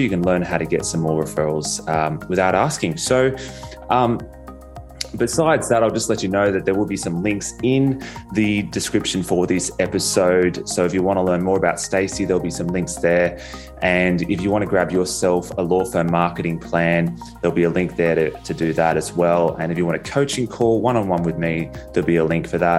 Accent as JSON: {"language": "English", "country": "Australia", "accent": "Australian", "said": "my Australian accent"}